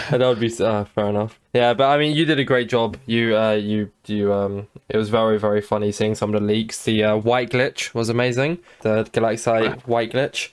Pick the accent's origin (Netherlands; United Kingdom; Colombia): United Kingdom; England; I'm English